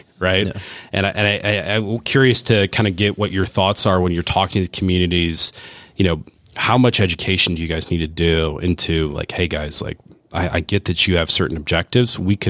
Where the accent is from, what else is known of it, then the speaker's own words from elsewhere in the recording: Rust Belt, United States; I'm from the Rust Belt. My family came here as immigrants, worked in the steel mills and, you know, in Cleveland and didn't speak English and had to work.